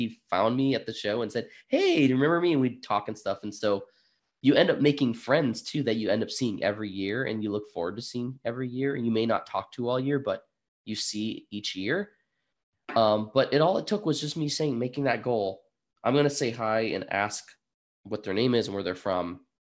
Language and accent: English; Burlington, Vermont, United States; I'm from Burlington, Vermont.